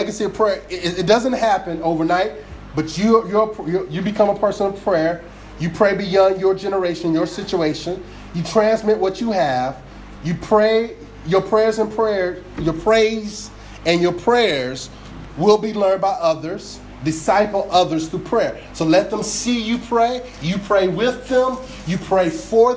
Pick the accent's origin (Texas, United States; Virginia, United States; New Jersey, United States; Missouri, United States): New Jersey, United States; I grew up down in South Jersey.